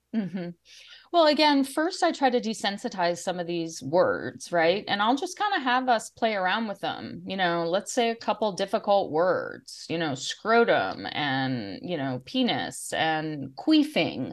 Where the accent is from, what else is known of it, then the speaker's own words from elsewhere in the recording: Washington, District of Columbia, United States; I grew up in the Washington, D C